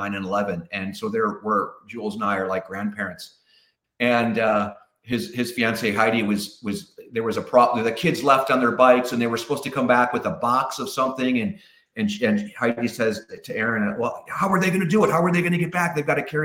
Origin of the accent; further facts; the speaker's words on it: Pewaukee, Wisconsin, United States; moved away as an adult; I'm from Wisconsin. So there's a little town outside of Milwaukee called Pewaukee. It's a suburb, and that's where I grew up